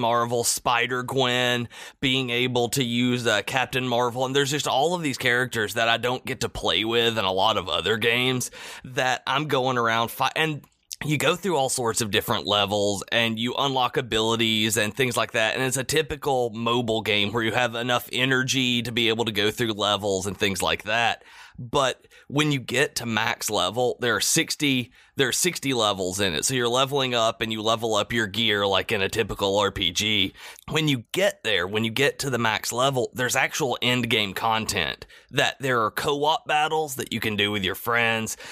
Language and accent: English; the South, United States; I'm from the South